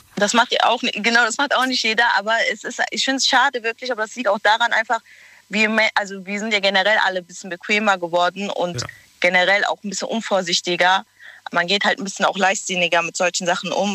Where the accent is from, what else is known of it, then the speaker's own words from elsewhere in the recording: Cologne, North Rhine-Westphalia, Germany; ich bin aus Köln